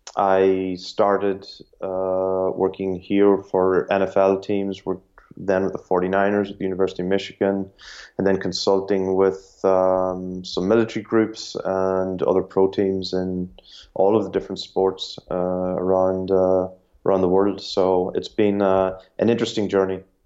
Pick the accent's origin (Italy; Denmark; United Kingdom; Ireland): Ireland; I'm Irish and, uh, I grew up in Ireland